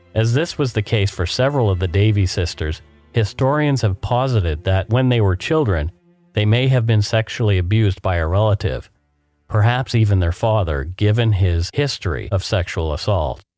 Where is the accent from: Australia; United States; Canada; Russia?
Canada; We are ordinary Canadian schmucks